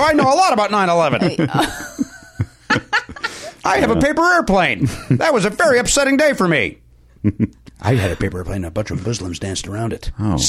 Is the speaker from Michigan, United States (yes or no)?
no; Chicago, Illinois, United States; moved away; where I grew up in Chicago